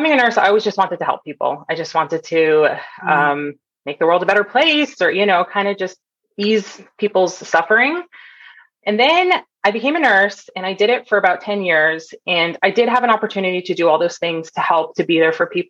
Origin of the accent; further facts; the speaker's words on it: Toronto, Ontario, Canada; moved away as an adult; also born or lived in Bay Area, California; So I grew up in Canada. I grew up in Toronto